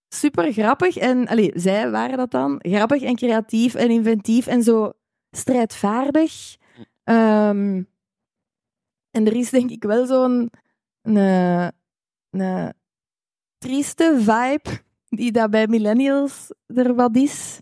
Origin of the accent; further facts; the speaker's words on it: Rotselaar, Flanders, Belgium; ik van Rotselaar ben, wat heel dicht bij aardschot ligt